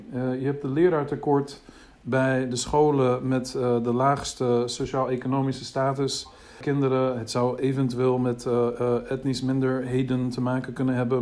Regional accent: United States; Dutch is a second language; now in Netherlands; Ik kom uit de VS. Ik ben in de VS in Amerika eh, opgegroeid.

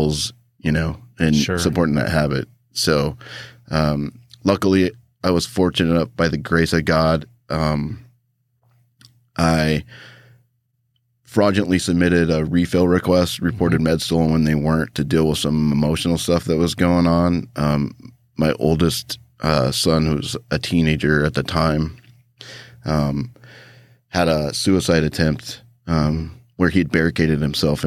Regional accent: Idaho, United States; also born or lived in Japan; I grew up here in Idaho, about 3 hours away from Boise in a small town

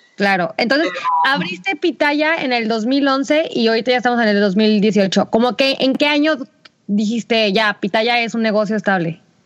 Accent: Aguascalientes, Mexico; somos de Aguascalientes

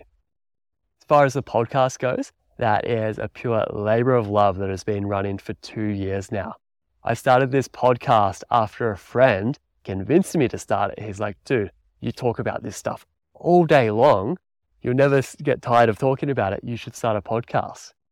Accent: country Victoria, Australia; moved away as an adult; also born or lived in New Zealand; I'm originally from Australia. I grew up in country Victoria there, riding bikes

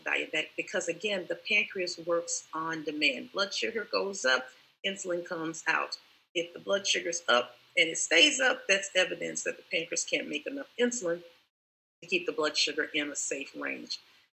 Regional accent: Columbus, Georgia, United States; now in Tampa, United States; I'm in Tampa, Florida right now, but I'm from Columbus, Georgia

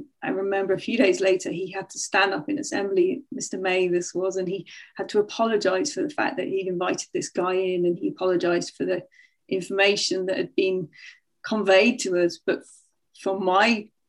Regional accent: North Nottinghamshire, East Midlands, United Kingdom; also born or lived in Sheffield; when I was seven, we moved from Sheffield to the countryside. We moved to North Nottinghamshire, to a little village.

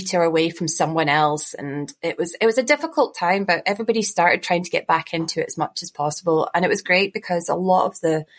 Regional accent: Fife, Scotland, United Kingdom; I grew up in Fife

